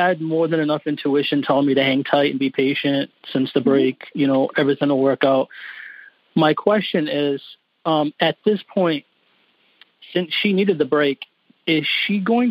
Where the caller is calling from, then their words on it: New Bedford, Massachusetts, United States; New Bedford, Massachusetts.